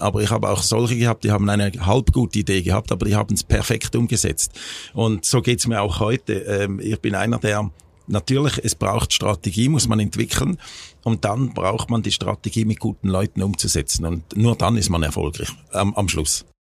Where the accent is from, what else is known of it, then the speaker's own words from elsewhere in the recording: Schaffhausen, Switzerland; also born or lived in United States; nach einem Jahr sind sie dann zurück in die Schweiz, äh, nach Schaffhausen, da wo ich aufgewachsen bin